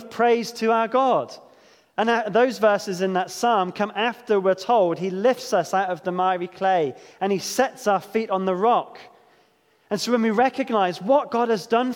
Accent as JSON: {"language": "English", "area": "Devon", "region": "South West England", "country": "United Kingdom", "tie": "born or raised there", "said": "growing up in Devon"}